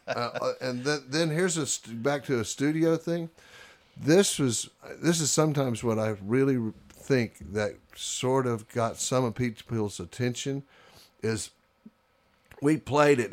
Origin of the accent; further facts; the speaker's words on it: Houston, Texas, United States; I grew up in Houston, Texas